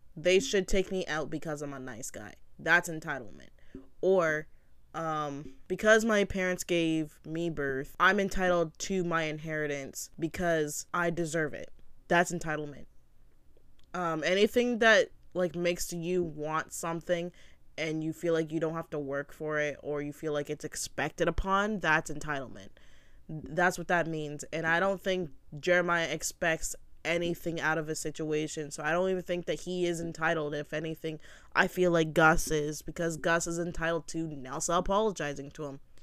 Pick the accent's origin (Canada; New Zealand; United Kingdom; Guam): Canada; I'm from Canada